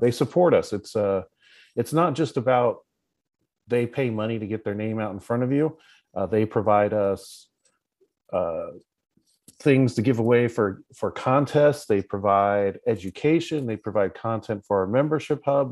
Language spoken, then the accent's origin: English; West Coast, United States; us West Coasters